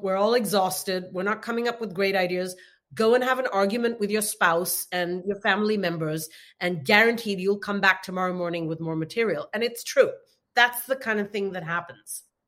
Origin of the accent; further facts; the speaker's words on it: India; I'm from India